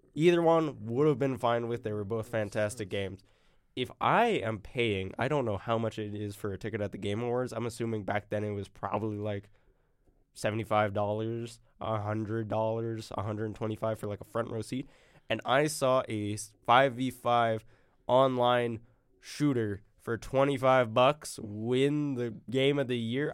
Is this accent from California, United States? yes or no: no; Arkansas, United States; I'm from Arkansas. I'm a Razorback